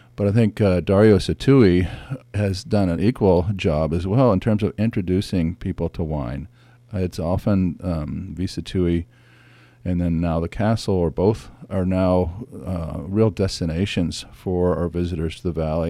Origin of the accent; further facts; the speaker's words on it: San Francisco Bay, California, United States; I grew up sailing on San Francisco Bay